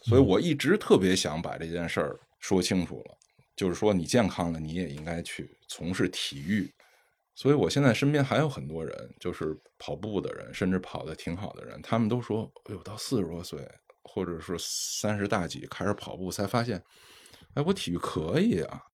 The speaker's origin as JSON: {"language": "Chinese", "country": "China", "said": "我们中国人"}